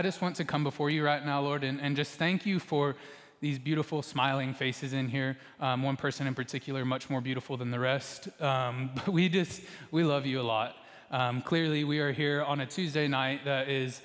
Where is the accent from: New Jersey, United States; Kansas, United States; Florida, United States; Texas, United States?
Texas, United States; most of us in here, if we grew up in Texas